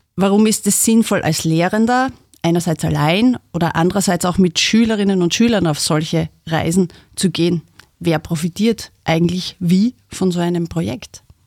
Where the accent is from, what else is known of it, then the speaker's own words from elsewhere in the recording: Styria, Austria; als Österreicher, als Steirer